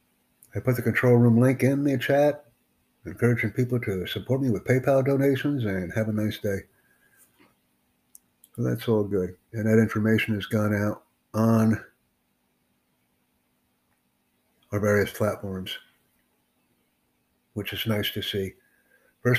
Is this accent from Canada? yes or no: no; United States